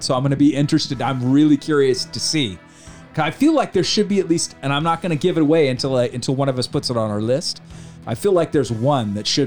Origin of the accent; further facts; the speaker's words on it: Sacramento, California, United States; I grew up in Sacramento